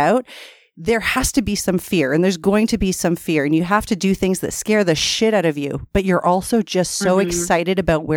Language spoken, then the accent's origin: English; Canada; we're Canadian. We say niche